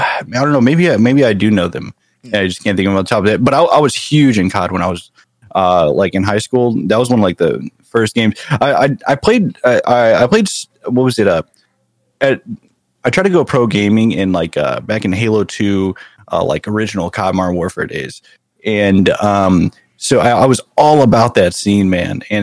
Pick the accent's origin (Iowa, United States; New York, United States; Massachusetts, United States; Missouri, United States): Missouri, United States; St. Louis; moved away as an adult; also born or lived in San Jose, California; I grew up in good old Missouri. So yeah, I grew up in St. Louis, in like North County of St. Louis